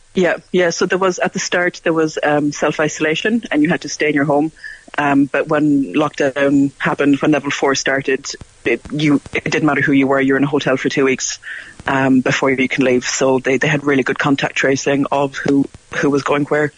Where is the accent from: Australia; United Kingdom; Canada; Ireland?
Ireland; Cork, Munster; moved away as an adult; now in New Zealand; I grew up in Cork